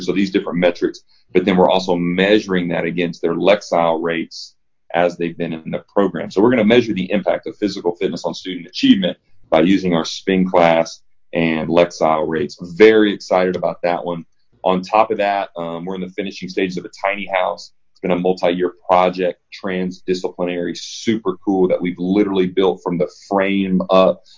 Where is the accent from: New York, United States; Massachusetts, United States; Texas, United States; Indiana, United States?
Indiana, United States; Evansville; moved away as an adult; also born or lived in Nashville; I grew up in Evansville, Indiana